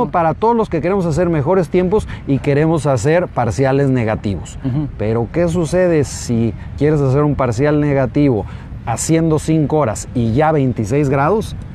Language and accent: Spanish; Zapopan, Jalisco, Mexico; En, ah, mi tierra.